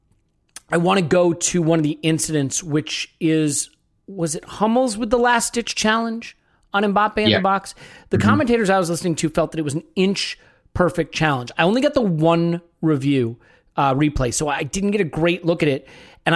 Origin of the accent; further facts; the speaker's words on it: United States; an American